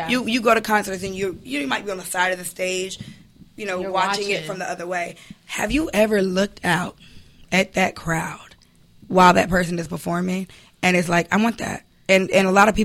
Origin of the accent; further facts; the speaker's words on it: Chicago, Illinois, United States; I'm from Chicago